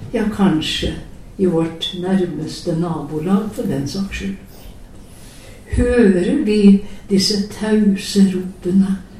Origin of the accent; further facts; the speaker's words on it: Telemark, Norway; en bonde hjemme i Telemark